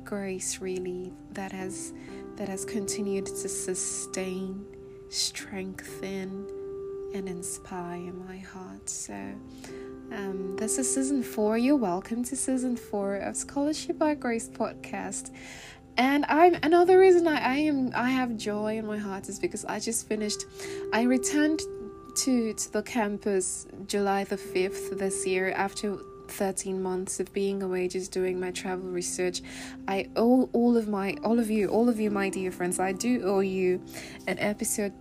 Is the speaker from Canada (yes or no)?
no; Nigeria; moved away; I am Nigerian.